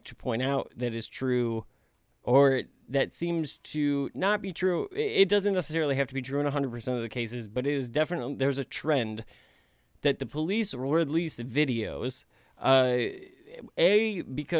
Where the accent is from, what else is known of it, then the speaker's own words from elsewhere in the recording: Missouri, United States; now I'm from Missouri. We live close to St. Louis. I live in the suburbs of St. Louis